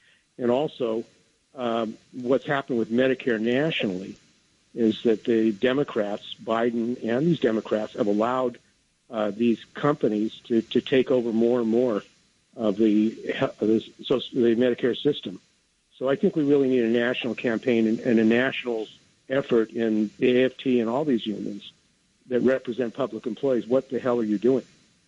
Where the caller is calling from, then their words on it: San Francisco, California, United States; I'm calling from San Francisco.